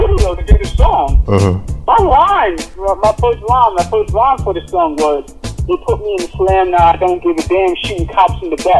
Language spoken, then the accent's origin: English; New York City, New York, United States; we came from the same place y'all came from. We came from Brooklyn.